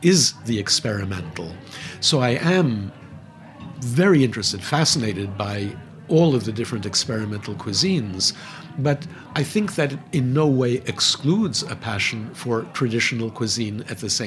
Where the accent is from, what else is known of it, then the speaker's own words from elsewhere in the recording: New York, United States; also born or lived in Manhattan; I was born in the South Bronx. I live in Manhattan. I've taught all my life in Manhattan.